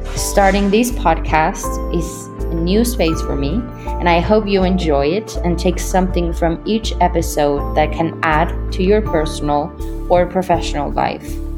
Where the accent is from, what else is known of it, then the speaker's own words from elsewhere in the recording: Mexico City, Mexico; moved away as an adult; also born or lived in New York; I was born and raised in Mexico City